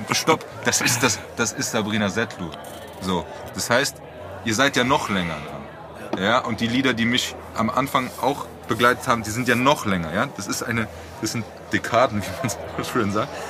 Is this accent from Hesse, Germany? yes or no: yes; Frankfurt am Main, Hesse, Germany; wir sind in Frankfurt aufgewachsen